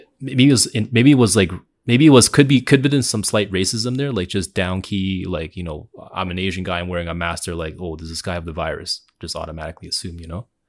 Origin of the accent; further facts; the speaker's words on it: Canada; I grew up in in Canada the, my whole life.